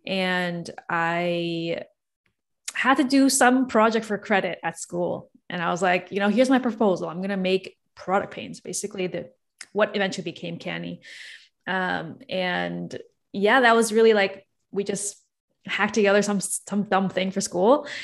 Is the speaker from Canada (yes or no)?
yes; Toronto, Ontario, Canada; I'm born and raised in Toronto, Canada